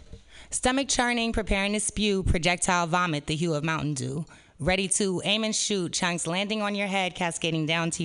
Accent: San Francisco, California, United States; I was born and raised in San Francisco

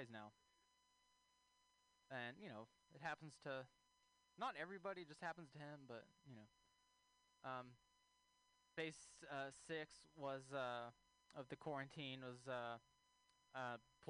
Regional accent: Texas, United States; moved away; I'm from Texas originally

